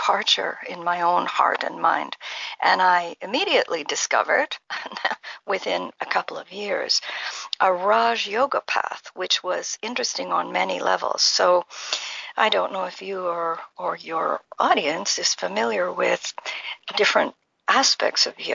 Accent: Ottawa Valley, Ontario, Canada; also born or lived in Haifa, Israel; I grew up in Canada in a village near our capital, Ottawa. It was referred to as the Ottawa Valley

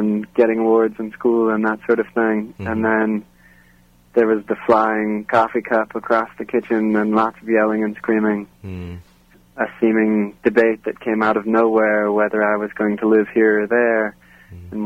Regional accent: Santa Clarita, California, United States; also born or lived in San Francisco Bay Area, California; I grew up in Santa Clarita, California

